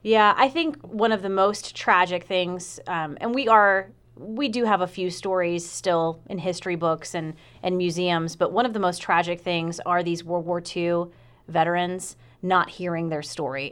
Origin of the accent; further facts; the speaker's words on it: Aiken, South Carolina, United States; I'm from Aiken, South Carolina.